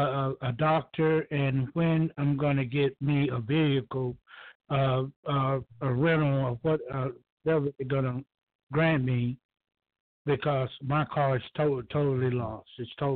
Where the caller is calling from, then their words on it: Georgia, United States; I'm calling from Georgia.